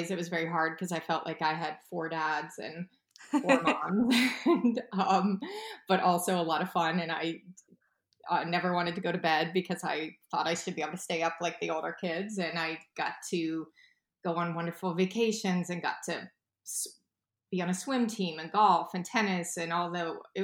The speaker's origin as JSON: {"language": "English", "town": "Oakmont", "region": "Pennsylvania", "country": "United States", "tie": "born or raised there", "also_born_or_lived": "Milwaukee, Wisconsin", "said": "I really grew up in a town called Oakmont, which is a suburb of Pittsburgh"}